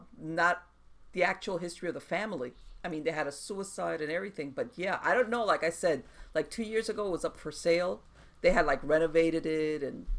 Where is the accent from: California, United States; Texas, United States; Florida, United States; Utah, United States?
Florida, United States; Miami; I was born and raised here in Miami.